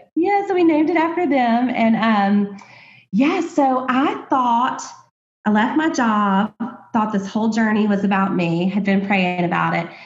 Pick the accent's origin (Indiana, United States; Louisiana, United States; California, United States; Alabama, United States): Alabama, United States; I grew up in Alabama, very small town